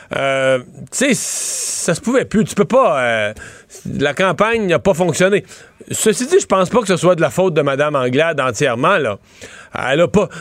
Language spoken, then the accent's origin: French; Quebec, Canada; chez nous au Québec